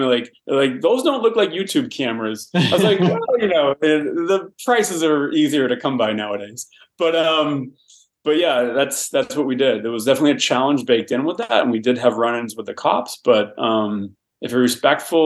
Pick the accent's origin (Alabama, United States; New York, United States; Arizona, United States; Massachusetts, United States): Massachusetts, United States; Boston; now in Los Angeles, United States; I'm from Boston